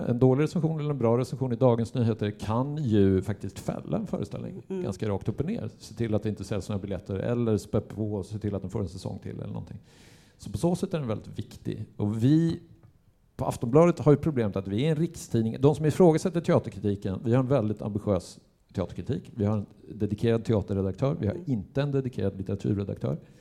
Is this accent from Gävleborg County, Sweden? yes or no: yes; Gävle, Gävleborg County, Sweden; jag är ju uppväxt i Gävle